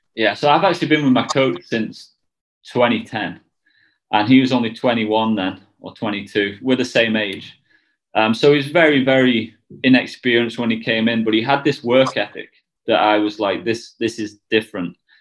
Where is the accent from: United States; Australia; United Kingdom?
United Kingdom; we're all British